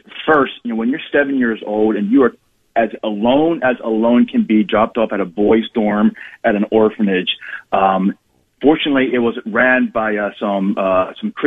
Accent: Philadelphia, Pennsylvania, United States; I was born actually in Philadelphia, which is a great city to be born

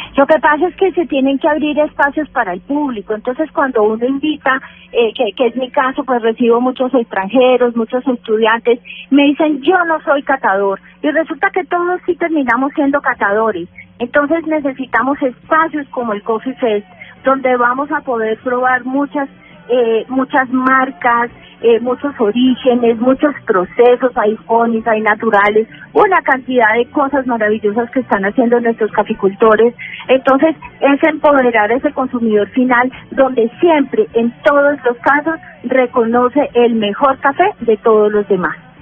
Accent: Manizales, Caldas, Colombia; mi tierra natal, en Manizales

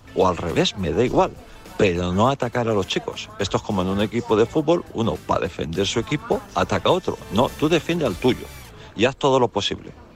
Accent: Mallorca, Balearic Islands, Spain; nosotros que somos aquí de Mallorca

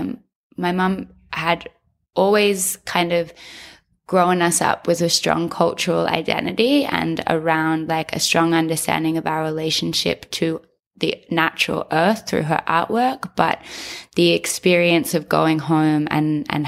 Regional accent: 3 hours inland from Byron, outside of Grafton, New South Wales, Australia; also born or lived in Sydney; I was born in Sydney in a house and grew up in Sydney until I was six. And at 6 years old, my mother decided to take me and my brother back to country. Back to country for us is 3 hours inland

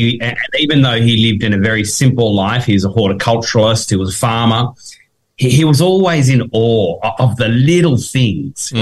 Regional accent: Tasmania, Australia; we're from Tasmania

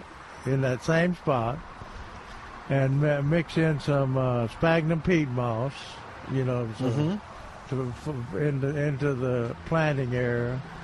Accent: Memphis, Tennessee, United States; moved away; I'm West Tennessee.

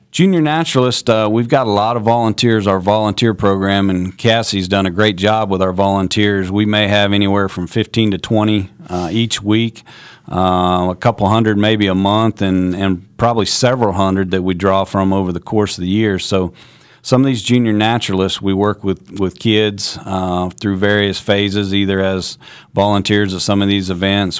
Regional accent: Kansas, United States; also born or lived in North Carolina; I grew up in Kansas

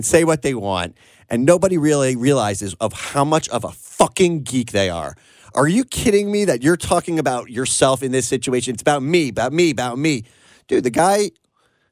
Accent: Long Island, South Shore, New York, United States; I was on the South Shore of Long Island

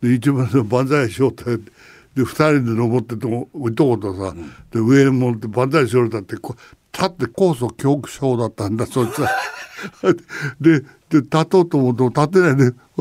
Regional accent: Chigasaki, Kanagawa, Japan; 同じ茅ヶ崎出身だからね

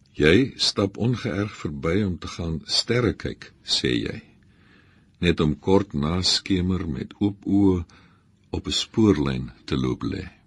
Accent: Namibia; Ek kom uit Namibië

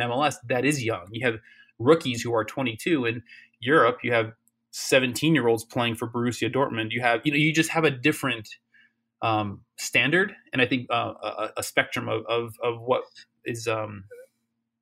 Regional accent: Chicago, Illinois, United States; I'm from Chicago

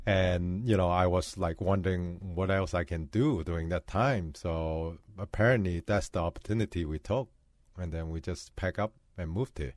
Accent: Hong Kong; now in Minneapolis, United States; I was born in Hong Kong

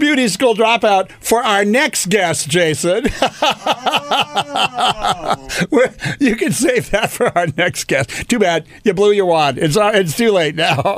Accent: Los Angeles, California, United States; I was born in Lincoln Heights

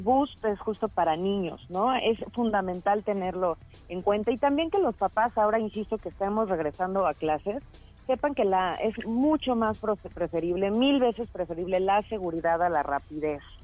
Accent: Mexico; ser mexicano

